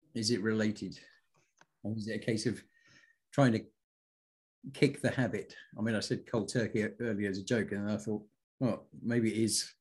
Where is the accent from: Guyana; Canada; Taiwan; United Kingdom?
United Kingdom; I'm British